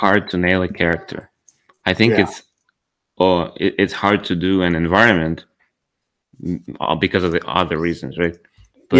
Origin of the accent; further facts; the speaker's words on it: Ukraine; I'm from Ukraine.